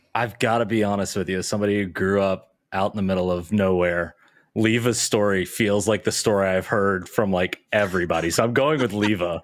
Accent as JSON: {"language": "English", "region": "South Mississippi", "country": "United States", "tie": "born or raised there", "said": "I grew up in South Mississippi."}